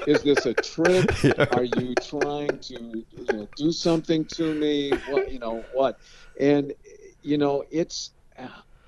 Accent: Kalamazoo, Michigan, United States; moved away as an adult; also born or lived in St. Petersburg, Florida; as a kid growing up in Kalamazoo

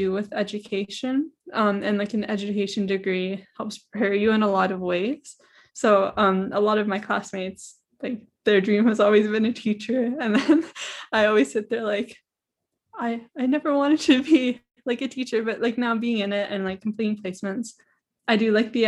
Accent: Belleville, Ontario, Canada; also born or lived in Tyendinaga; I'm originally from Belleville. I'm also like Mohawk from Tandanega. So I live close to Kingston, about 45 minutes away

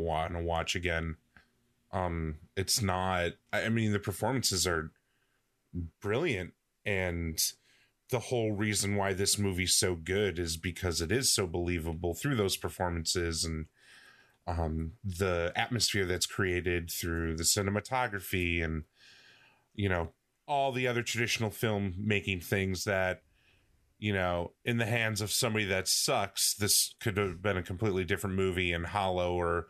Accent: United States; I'm an American

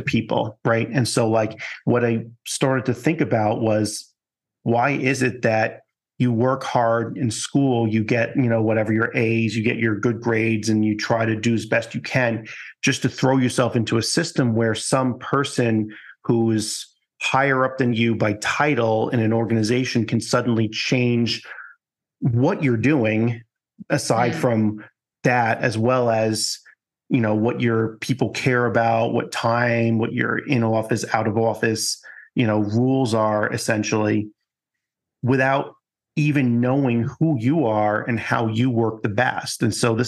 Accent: Long Island, New York, United States; growing up in Long Island

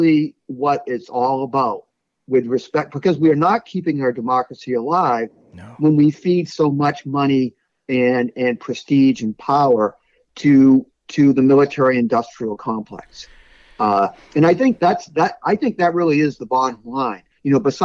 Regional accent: Brockton, Massachusetts, United States; I come from Brockton, Massachusetts

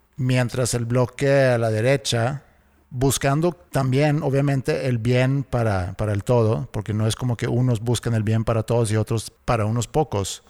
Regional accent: Sweden; cuando yo crecí en Suecia

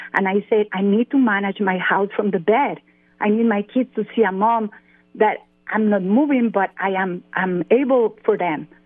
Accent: San Jose, Costa Rica; English is a second language; moved away as an adult; now in Atlanta, United States; I was born in San Jose, Costa Rica.

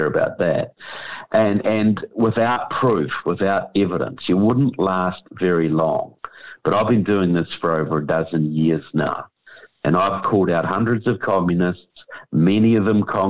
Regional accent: New Zealand; moved away; I come from New Zealand

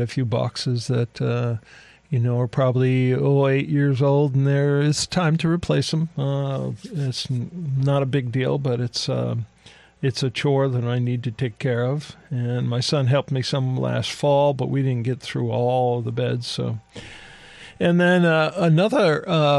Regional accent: Ohio, United States; moved away; Where I grew up in Ohio, right on the border of Pennsylvania

